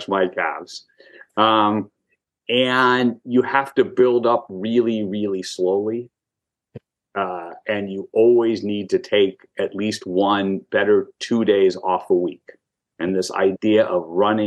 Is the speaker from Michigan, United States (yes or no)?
no; Manhattan Beach, California, United States; also born or lived in Hollywood; I grew up in Manhattan Beach, four blocks from the beach, two blocks from the pier